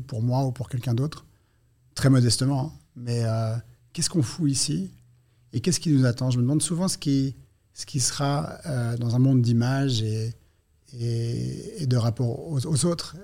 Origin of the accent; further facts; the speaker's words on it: Switzerland; Je suis suisse